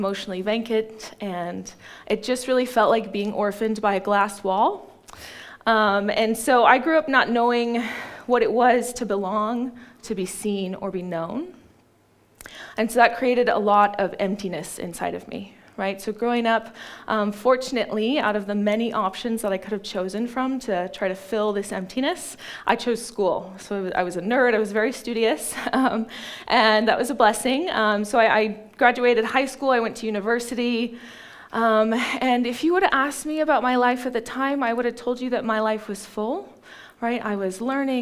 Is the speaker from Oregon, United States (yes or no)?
yes; Ashland, Oregon, United States; now in Ashburton, New Zealand; I grew up in Ashland, Oregon